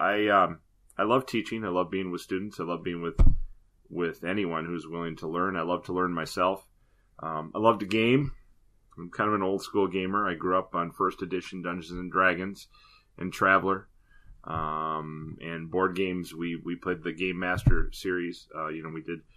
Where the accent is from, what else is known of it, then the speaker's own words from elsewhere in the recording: southern Wisconsin, United States; I grew up in southern Wisconsin